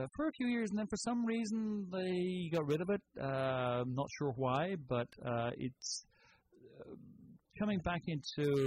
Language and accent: English; Ireland; moved away; Is that where you're from? That's exactly. Can you not tell by the accent?